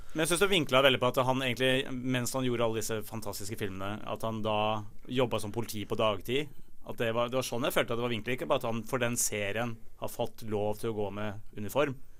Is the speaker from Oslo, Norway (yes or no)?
yes; Oslo, Norway; also born or lived in Holmenkollen, Oslo; jeg er egentlig fra, fra Tøyen